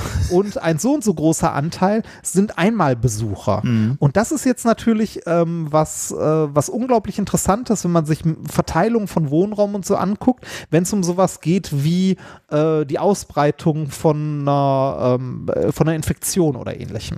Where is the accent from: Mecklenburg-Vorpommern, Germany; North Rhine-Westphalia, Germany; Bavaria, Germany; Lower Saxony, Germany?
North Rhine-Westphalia, Germany; Essen; born or raised there